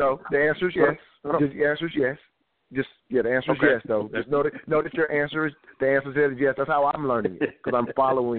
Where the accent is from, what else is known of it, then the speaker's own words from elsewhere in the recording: the South, United States; have I grew up in the South, so my grandfather, in a sense, was that breadwinner